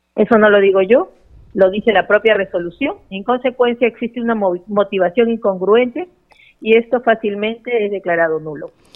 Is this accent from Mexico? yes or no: no; Peru